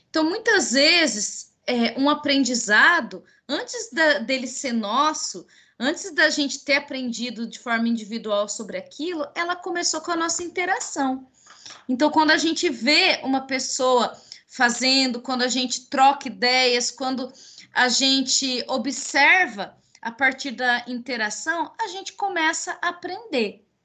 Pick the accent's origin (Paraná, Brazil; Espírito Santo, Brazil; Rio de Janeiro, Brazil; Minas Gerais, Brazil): Paraná, Brazil; sou paranaense. Mas a minha mãe é mineira.